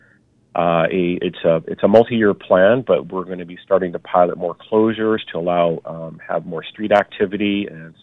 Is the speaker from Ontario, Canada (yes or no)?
no; Vancouver, British Columbia, Canada; I grew up in South Van as well and in the Killarney area